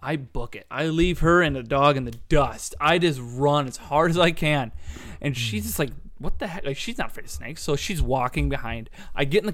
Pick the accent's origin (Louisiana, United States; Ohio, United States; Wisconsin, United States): Wisconsin, United States; Leopolis; I grew up north in Leopolis, so it's kind of, you know, away from everything. It's kind of country.